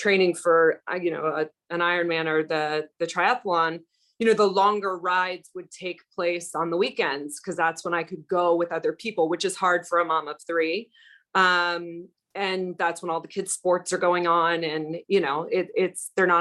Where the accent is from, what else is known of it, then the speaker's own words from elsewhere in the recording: Florida, United States; I grew up in Florida